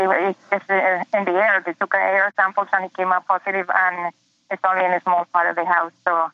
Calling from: Ocala, Florida, United States; I'm from Ocala, Florida.

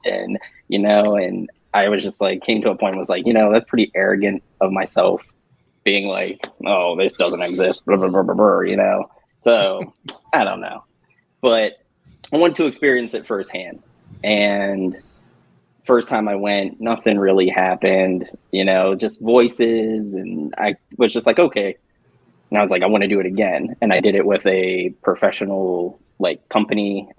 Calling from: Georgia, United States; Hey, I'm checking in from Georgia.

